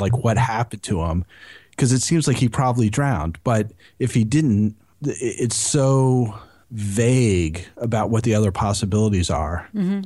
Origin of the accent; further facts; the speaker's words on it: outside of Syracuse, New York, United States; I grew up outside of Syracuse